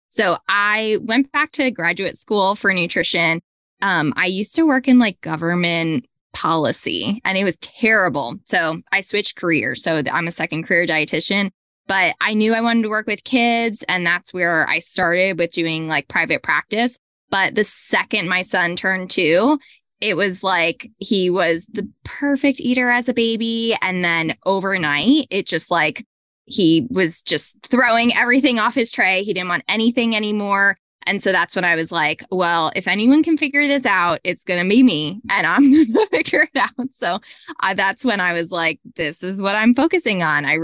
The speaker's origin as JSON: {"language": "English", "town": "Hillsborough", "region": "New Jersey", "country": "United States", "tie": "born or raised there", "said": "I grew up in Manalapan, which is tiny. It's by Freehold. Yeah, I grew up in Hillsborough."}